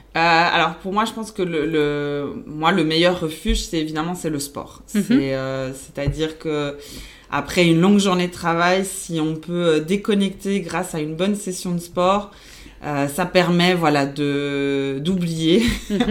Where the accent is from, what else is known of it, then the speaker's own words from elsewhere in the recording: Belgium; first language Spanish; French is a second language; also born or lived in Argentina / Dubai / Thailand; je suis née en Argentine et après j'ai grandi euh, en Belgique mhm. euh, où j'ai fait euh, voilà où j'ai fait mes études. Donc du coup ma langue maternelle c'est l'espagnol